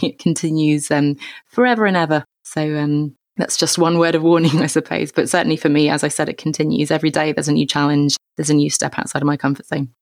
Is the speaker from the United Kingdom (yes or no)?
yes; England, United Kingdom; I grew up in England, as you can tell